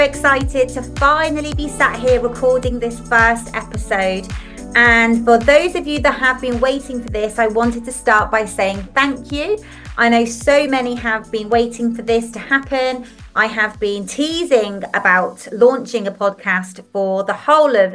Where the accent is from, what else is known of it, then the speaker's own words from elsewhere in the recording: Liverpool, North West England, United Kingdom; accent: northern; I'm from England. You'll hear my little northern twangs in my voice and saying words like laugh and podcast. And that's because I was actually born in Liverpool.